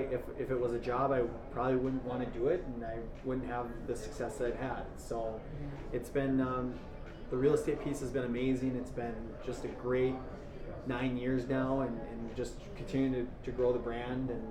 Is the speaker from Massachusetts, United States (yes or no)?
no; Duluth, Minnesota, United States; I'm in my hometown. I get to stay here